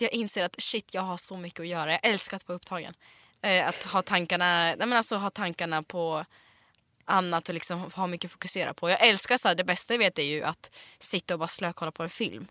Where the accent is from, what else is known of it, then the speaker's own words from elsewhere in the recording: Smedjebacken, Dalarna County, Sweden; Swedish is a second language; moved away as an adult; also born or lived in Siberia, Russia / Gothenburg, Sweden; när jag var uppväxt i Dalarna